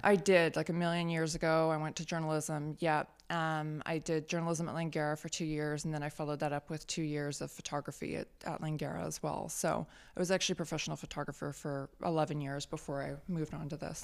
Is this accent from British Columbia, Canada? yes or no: yes; Richmond, British Columbia, Canada; my hometown of Steeston didn't have a shop that offered those sorts of things